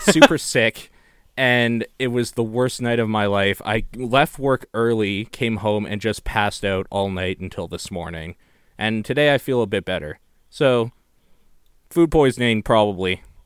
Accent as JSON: {"language": "English", "country": "Canada", "said": "I'm Canadian"}